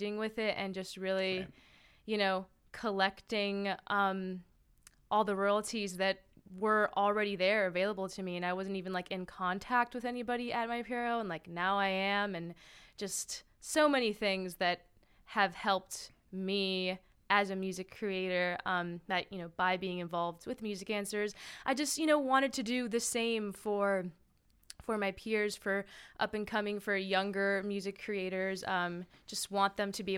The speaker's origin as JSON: {"language": "English", "town": "Miami", "region": "Florida", "country": "United States", "also_born_or_lived": "Brooklyn, New York", "moved": "yes", "lives_now": "New York City, United States", "said": "I'm originally from Miami, Florida, now living in Brooklyn, New York"}